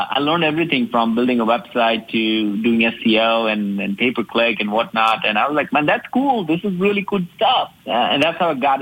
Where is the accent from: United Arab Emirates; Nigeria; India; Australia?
India; moved away as an adult; also born or lived in Alabama, United States; now in United States; I grew up in India, and I was one of the five, youngest of the five